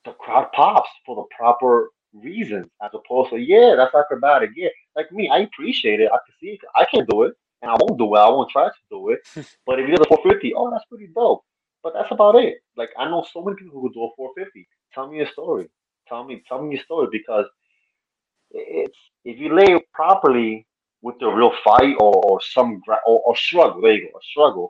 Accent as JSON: {"language": "English", "region": "New York", "country": "United States", "said": "I'm from New York"}